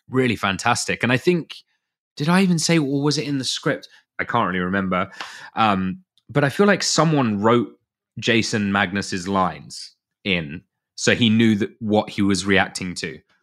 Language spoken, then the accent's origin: English; United Kingdom; being British